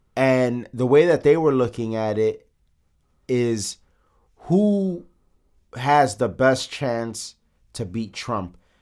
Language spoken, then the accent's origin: English; Chicago, Illinois, United States; we're from the south side of Chicago